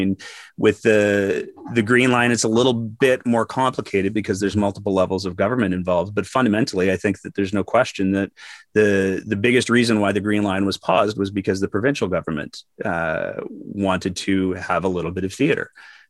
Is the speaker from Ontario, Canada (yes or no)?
no; Fairview, Alberta, Canada; also born or lived in Edmonton / Calgary; I was born in Edmonton. Please don't hold it against me. I lived in a small town up north called Fairview, which is north of Grand Prairie.